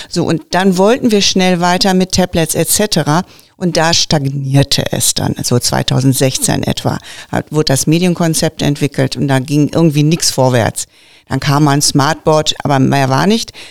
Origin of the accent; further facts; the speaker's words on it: Witten, North Rhine-Westphalia, Germany; Nein, ich bin in Witten geboren, habe immer in Annen gelebt, aber ich habe Verwandtschaft, die dort lebt und wohnt